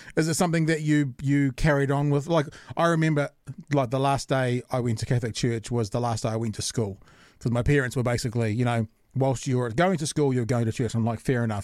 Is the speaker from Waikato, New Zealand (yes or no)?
no; Auckland, New Zealand; I grew up in Auckland.